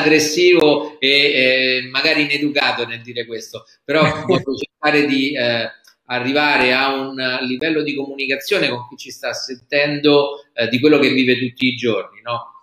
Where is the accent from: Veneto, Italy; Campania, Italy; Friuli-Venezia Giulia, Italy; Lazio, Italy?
Lazio, Italy; Rome; da romano, ti dico